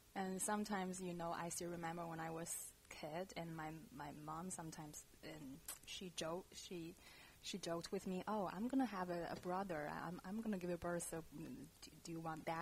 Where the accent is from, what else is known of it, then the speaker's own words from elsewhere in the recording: China; English is a second language; moved away as an adult; now in San Francisco, United States; when I left China